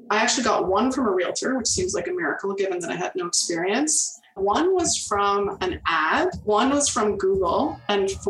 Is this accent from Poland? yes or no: no; Toronto, Ontario, Canada; now in Peterborough, Canada; I'm from Toronto originally. My family moved to the Peterborough area when I was in my early double digits. And I've been here mostly ever since